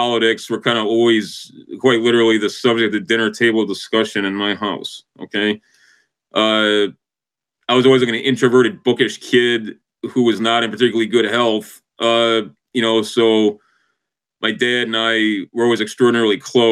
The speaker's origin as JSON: {"language": "English", "town": "Chicago", "region": "Illinois", "country": "United States", "said": "I'm from the North Shore of Chicago."}